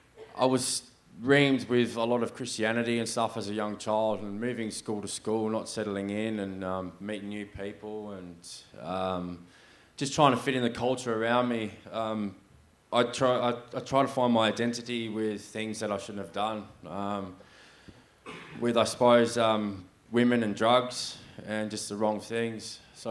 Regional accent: Sydney, New South Wales, Australia; born there; now in Perth, Australia; I was born in 1982 in New South Wales, Sydney. I was a pastor's kid.

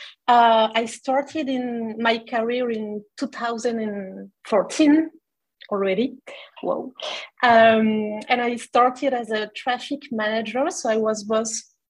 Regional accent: France; English is a second language; moved away as an adult; also born or lived in Montreal, Canada; I was coming from France and looking to improve my English

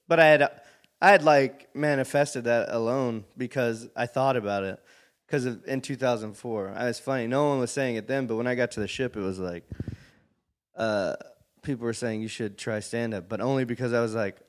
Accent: Texas, United States; moved away; also born or lived in San Diego; I'm from Texas originally.

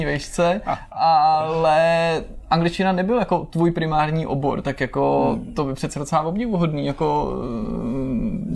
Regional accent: Prague, Czechia; já jsem třeba z Prahy

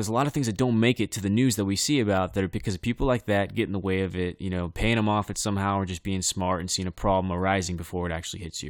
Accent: Bakersfield, California, United States; I come from Bakersfield.

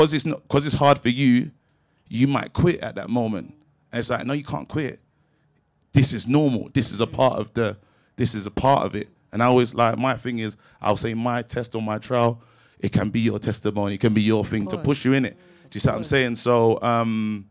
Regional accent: London, United Kingdom; I grew up in Brixton, but my situation was different

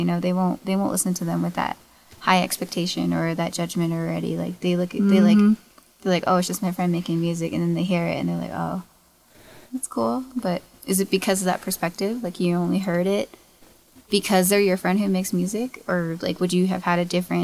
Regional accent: Gallup, New Mexico, United States; moved away as an adult; now in Albuquerque, United States; I'm from Gallup, New Mexico. That's where I grew up

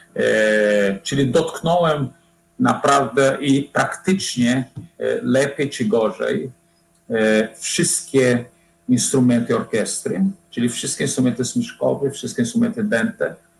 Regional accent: Fortaleza, Ceará, Brazil; Polish is a second language; moved away as an adult; also born or lived in Łódź, Poland; now in Poland; Ja pochodzę z, z rodziny średniej klasy w Brazylii

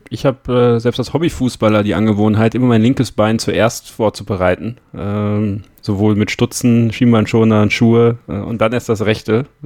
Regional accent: North Rhine-Westphalia, Germany; und ich komme ja aus dem Münsterland.

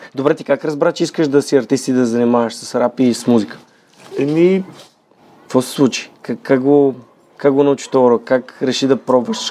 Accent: Bulgaria; ние сме българи

